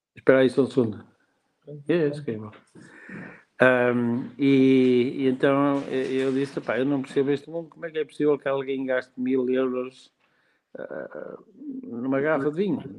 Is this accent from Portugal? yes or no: yes; Portugal; also born or lived in Netherlands; eu sou português e sinto-me português